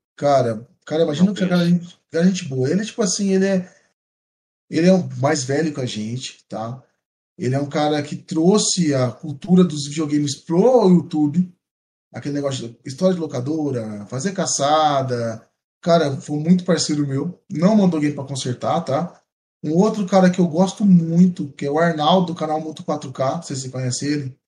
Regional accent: São João da Boa Vista, São Paulo, Brazil; eu sou de São Boa Vista, eu tô mais próximo de Mogi Guaçu

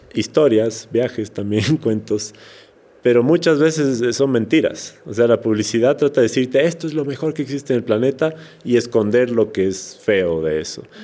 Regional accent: Quito, Pichincha, Ecuador; accent: serrano; also born or lived in Portoviejo, Manabí; yo soy manavita, nací en Puerto Viejo, pero no vivía allá, crecí en Quito. Entonces hablo como un poco serrano, no 100%, serrano, sí

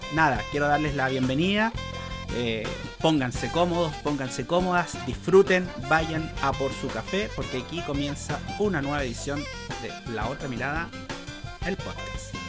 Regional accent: Chile; decimos aquí en Chile

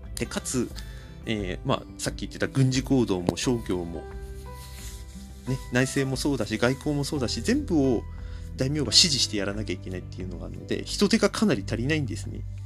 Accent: Kanto, Japan; 僕、関東の人間なんですけど

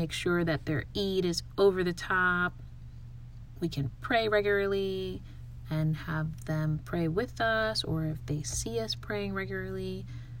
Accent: United States; growing up in the United States

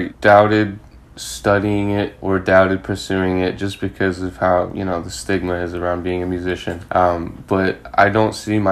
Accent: London, United Kingdom; moved away as an adult; also born or lived in California, United States / Seoul, South Korea / Australia; now in Boston, United States; I grew up in London for 14 years. So that's pretty much home for me.

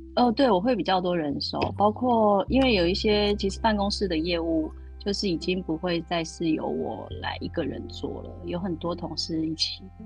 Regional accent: Taiwan; moved away as an adult; also born or lived in United Kingdom; now in Germany; 做台式的烘，烘焙也是我跟家乡的连接

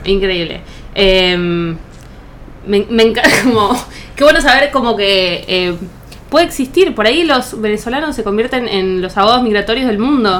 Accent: Buenos Aires, Argentina; yo toda la vida vivía acá en Buenos Aires

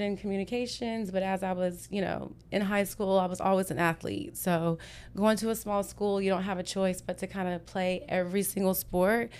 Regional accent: Whitney, Texas, United States; moved away as an adult; also born or lived in Houston; I grew up in Whitney. It's about seventy-two miles east of here

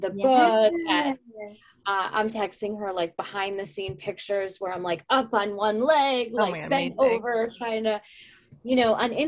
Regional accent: upstate New York, United States; upstate New York, which is incidentally where I'm from in real life

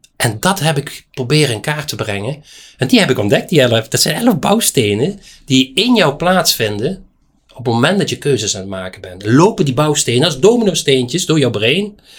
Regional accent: Geleen, Limburg, Netherlands; ik ben in Geleen geboren, helemaal in het zuiden

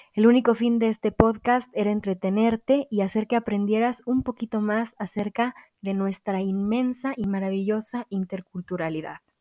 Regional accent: Mexico; aquí en México

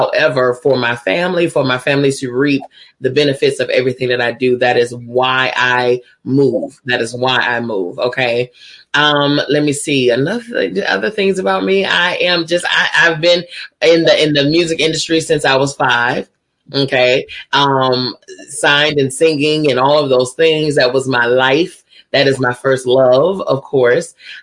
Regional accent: Chicago, Illinois, United States; I hail from Chicago, Illinois.

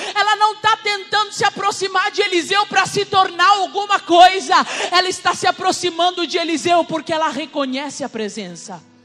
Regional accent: Rivera, Uruguay; moved away; eu sou uruguaia, tá? Sou de Rivera

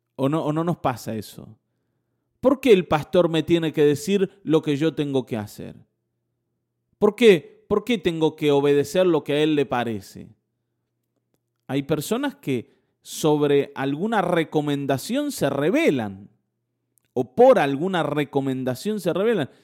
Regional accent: Buenos Aires, Argentina; accent: porteño; moved away; also born or lived in northern Argentina; teníamos un acento porteño

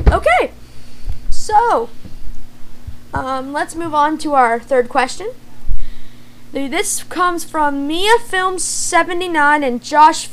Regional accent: United States; I am American. And I think there's Italian in there somewhere

